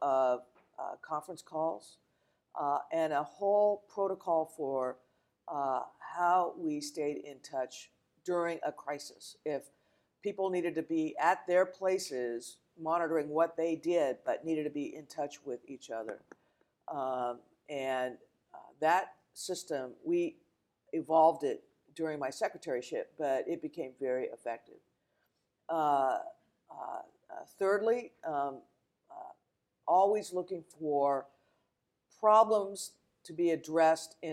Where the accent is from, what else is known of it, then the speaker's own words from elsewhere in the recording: New Mexico, United States; moved away as an adult; also born or lived in Arizona; I grew up in New Mexico